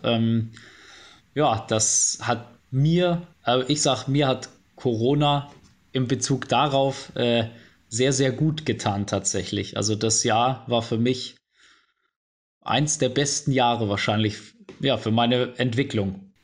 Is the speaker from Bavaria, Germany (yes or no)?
yes; Bavaria, Germany; moved away as an adult; now in Cologne, Germany; Bayern wird immer meine Heimat bleiben, aber Köln ist auf jeden Fall Wahlheimat geworden